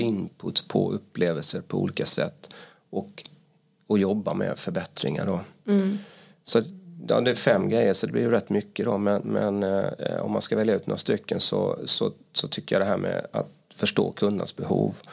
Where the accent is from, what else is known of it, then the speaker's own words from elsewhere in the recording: Halmstad, Halland County, Sweden; accent: Halmstad dialect; now in Stockholm, Sweden; Jag kommer från Halmstad kanske kommer höras på min eh, dialekt